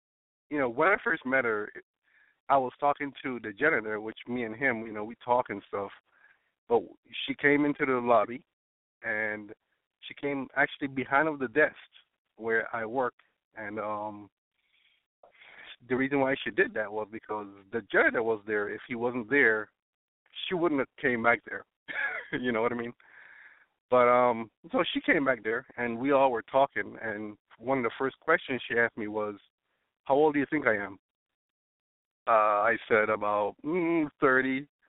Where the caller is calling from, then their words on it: Florida, United States; Oh, well, I'm calling from Florida. I'm 35.